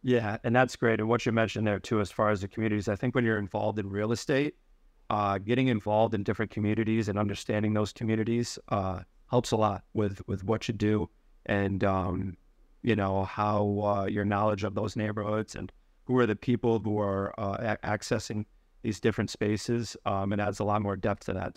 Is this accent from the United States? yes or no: yes; upstate New York, United States; moved away as an adult; now in New York City, United States; I grew up in upstate New York